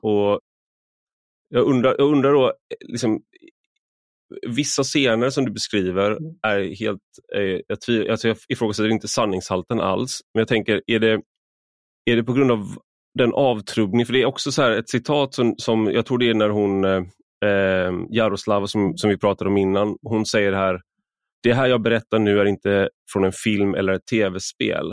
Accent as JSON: {"language": "Swedish", "country": "Sweden", "said": "som svensk"}